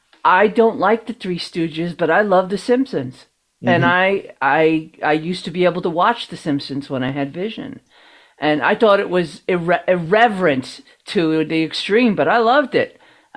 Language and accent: English; New York, United States; now in Pittsburgh, United States; I am from New York originally, born and raised.